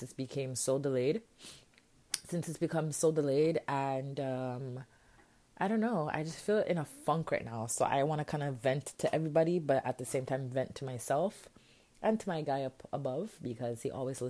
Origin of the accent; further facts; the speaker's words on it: Jamaica; I'm a Jamaican queen